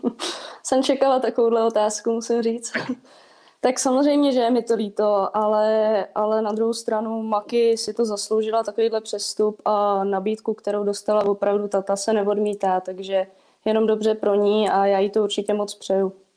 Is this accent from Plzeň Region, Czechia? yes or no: yes; Plzeň, Plzeň Region, Czechia; moved away as an adult; now in Most, Czech Republic; Já teda původem jsem z Plzně, takže do Mostu jsem přišla